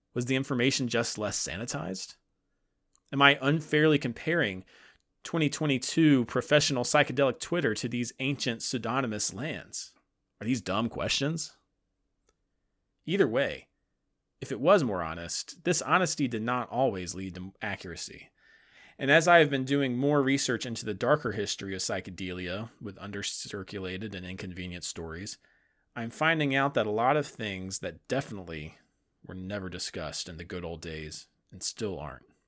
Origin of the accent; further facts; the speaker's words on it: the South, United States; I'm a Southerner